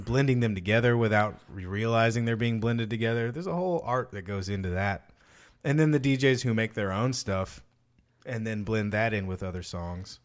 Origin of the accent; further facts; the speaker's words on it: Fort Worth, Texas, United States; I'm from Fort Worth